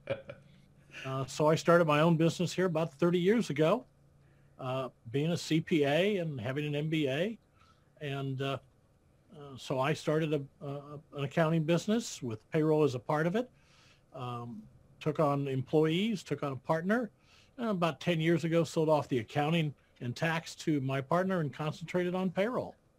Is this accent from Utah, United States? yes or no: no; Iowa, United States; I was born and raised in Iowa